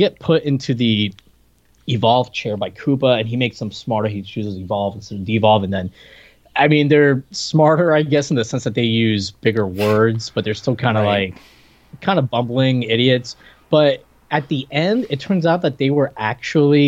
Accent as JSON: {"language": "English", "country": "Puerto Rico", "tie": "born or raised there", "moved": "yes", "said": "I came here from Puerto Rico, and those weren't like a thing in Puerto Rico, even though I went to like that American school, they taught everything in English"}